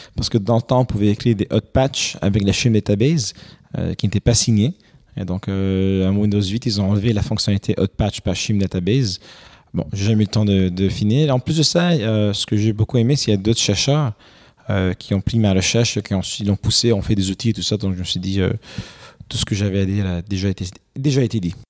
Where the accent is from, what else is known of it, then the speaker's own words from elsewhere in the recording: Romania; also born or lived in Quebec, Canada; now in Canada; j'ai grandi en Roumanie